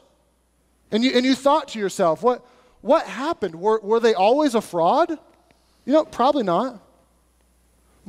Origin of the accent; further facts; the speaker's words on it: United States; us being American